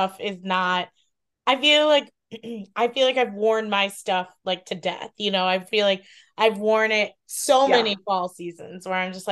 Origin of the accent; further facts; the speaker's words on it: Iowa, United States; moved away; I grew up in the Midwest, like it just seems autumn seems like a very Midwest season, you know, because obviously like growing up in Iowa